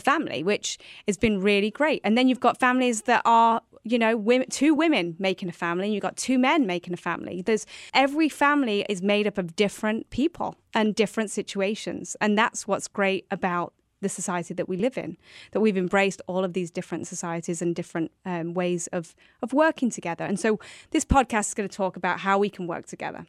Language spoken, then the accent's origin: English; New York, United States; we are both from New York State, and we both currently live in New York State